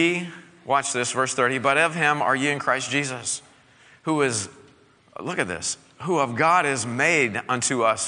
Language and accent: English; Southwest Missouri, United States; I grew up in Southwest Missouri. I am a bona fide hillbilly